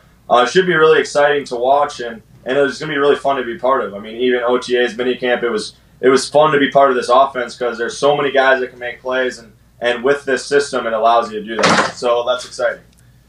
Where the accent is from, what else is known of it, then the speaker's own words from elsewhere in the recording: Detroit Lakes, Minnesota, United States; Northern Minnesota, Detroit Lakes.